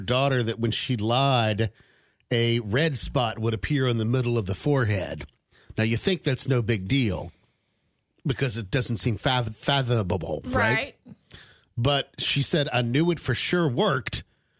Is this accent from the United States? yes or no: yes; West Coast, United States; I grew up on the West Coast, like Brooke did